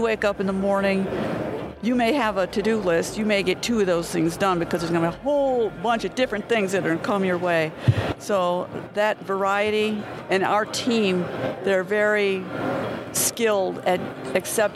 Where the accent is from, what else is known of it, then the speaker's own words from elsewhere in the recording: Chicago, Illinois, United States; I grew up and lived in Chicago all my life